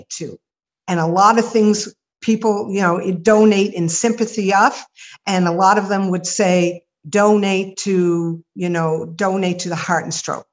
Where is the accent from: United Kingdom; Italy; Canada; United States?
Canada; Nova Scotia